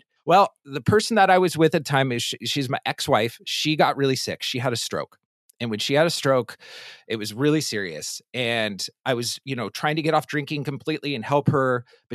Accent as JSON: {"language": "English", "town": "Palo Alto", "region": "California", "country": "United States", "tie": "born or raised there", "said": "I'm originally from Northern California, born and raised in Palo Alto, California"}